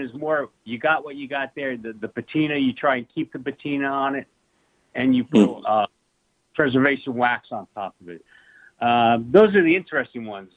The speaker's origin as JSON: {"language": "English", "town": "Ramsey", "region": "New Jersey", "country": "United States", "tie": "born or raised there", "moved": "as an adult", "said": "I grew up in Ramsey, New Jersey."}